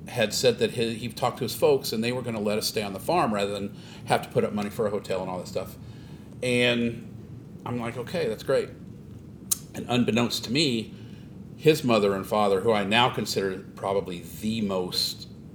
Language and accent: English; Springfield, United States; Born and raised.